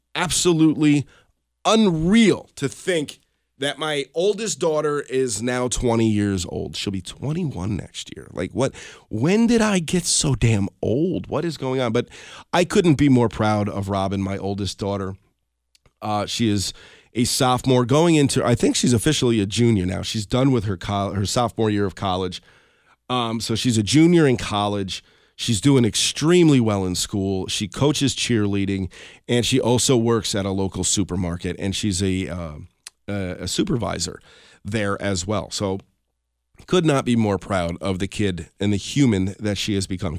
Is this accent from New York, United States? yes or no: yes; Colonie, New York, United States; when we were growing up in Colony